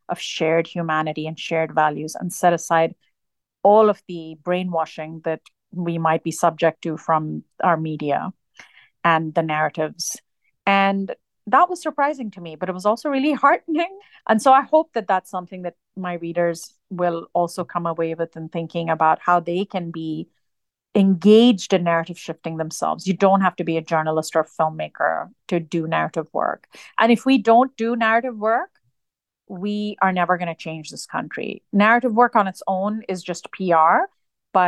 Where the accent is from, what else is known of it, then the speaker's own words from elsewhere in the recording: Dubai, United Arab Emirates; now in United States; I was born and raised in the United Arab Emirates